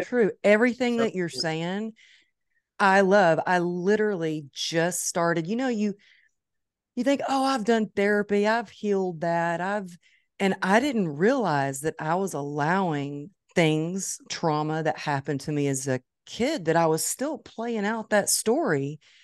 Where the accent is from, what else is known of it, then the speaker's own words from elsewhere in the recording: Dallas, Texas, United States; It's my hometown